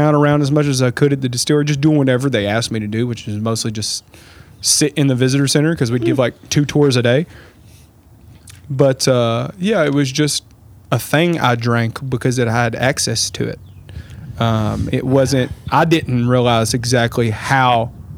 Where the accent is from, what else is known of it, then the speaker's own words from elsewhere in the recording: Lawrenceburg, Kentucky, United States; I grew up in Lawrenceburg